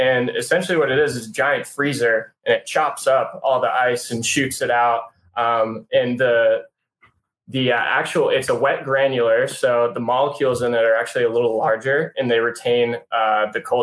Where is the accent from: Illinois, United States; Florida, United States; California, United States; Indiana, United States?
Illinois, United States; Chicago; now in Charlotte, United States; So I'm from Charlotte by way of Chicago.